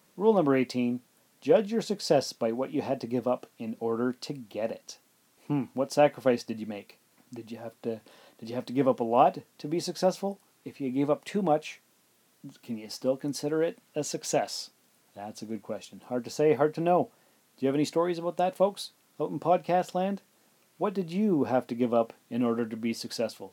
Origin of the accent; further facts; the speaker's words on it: Sault Ste. Marie, Ontario, Canada; also born or lived in North Bay, Ontario; now in Timmins, Canada; I'm from Sault Ste. Marie, Ontario, and I lived in North Bay, and I lived in, well, I'm living in Timmins right now.